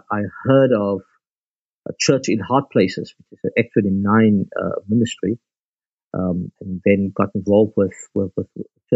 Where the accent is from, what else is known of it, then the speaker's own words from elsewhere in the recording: Bellville, Western Cape, South Africa; I grew up in Belleville South, where I'm ministering